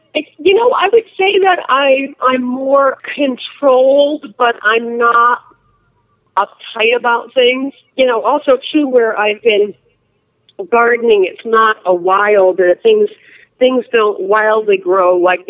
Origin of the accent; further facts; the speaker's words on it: New England, United States; now in Arizona, United States; I grew up in New England where you didn't have to worry about water.